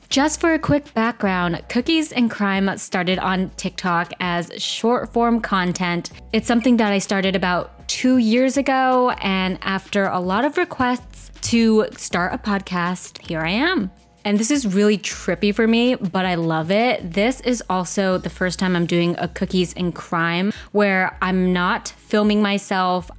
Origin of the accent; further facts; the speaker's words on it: United States; I'm Vietnamese American, and we grew up in the same culture